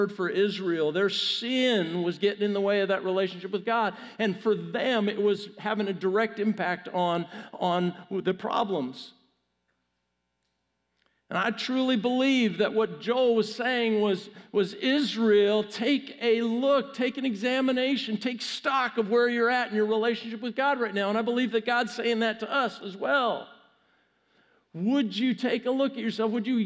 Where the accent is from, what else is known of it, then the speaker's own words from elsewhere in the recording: Canada; moved away; I'm Canadian